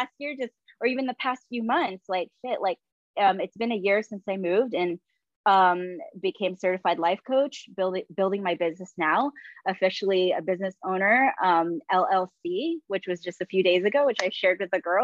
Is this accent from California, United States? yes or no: yes; San Diego, California, United States; also born or lived in San Francisco Bay Area, California; I arrived back to San Diego, my hometown.